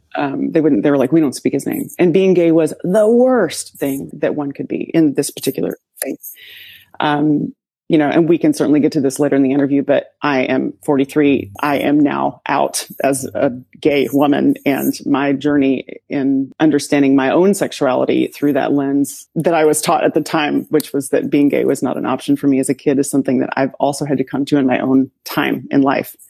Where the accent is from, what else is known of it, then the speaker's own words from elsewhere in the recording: Sweetwater, Tennessee, United States; accent: southern; moved away; also born or lived in upstate New York; I grew up in Sweetwater, Tennessee, and it was a very small town in Appalachia